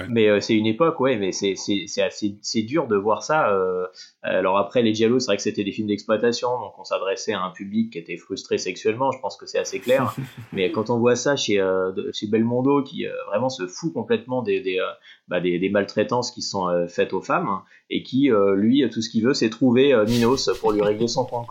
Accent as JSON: {"language": "French", "country": "France", "said": "en tant que Français"}